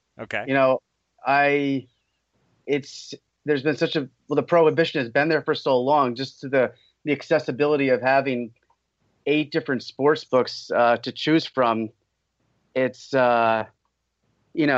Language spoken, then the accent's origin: English; Poughkeepsie, New York, United States; I grew up in Poughkeepsie.